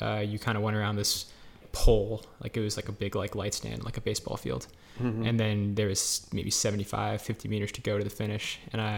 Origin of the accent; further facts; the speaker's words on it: Naperville, Illinois, United States; also born or lived in Albany, New York / Minnesota; I'm from Naperville, Illinois